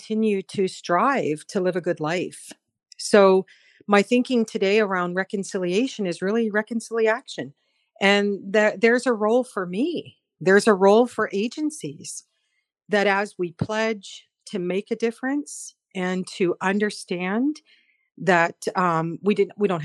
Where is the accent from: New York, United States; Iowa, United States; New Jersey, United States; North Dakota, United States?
North Dakota, United States; moved away as an adult; now in Chatham-Kent, Canada; I'm Mandan Harats from North Dakota, and I've been in this part of what we call Turtle Island for almost 40 years.